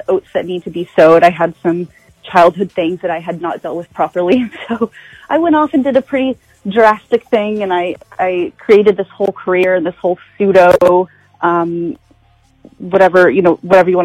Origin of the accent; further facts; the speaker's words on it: Choctaw, Oklahoma, United States; I am born and raised in Choctaw, Oklahoma.